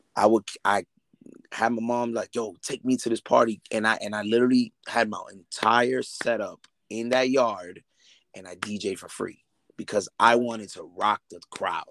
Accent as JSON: {"language": "English", "town": "New York City", "region": "New York", "country": "United States", "also_born_or_lived": "Lawrence, Massachusetts", "moved": "yes", "said": "I moved to Lawrence in '97, and then I left in 2009 to New York, back to New York, because I'm originally from Brooklyn, so which I currently live now"}